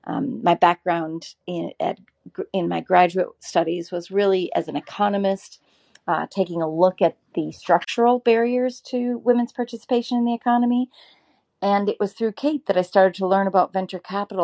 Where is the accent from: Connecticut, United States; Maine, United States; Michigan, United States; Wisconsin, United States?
Wisconsin, United States; also born or lived in Ethiopia; we moved back to Wisconsin, where my parents were from, after we lived in Ethiopia